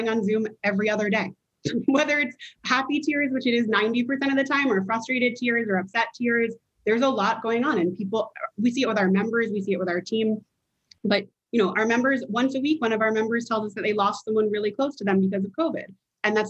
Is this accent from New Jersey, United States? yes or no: yes; Princeton, New Jersey, United States; I grew up in Princeton, New Jersey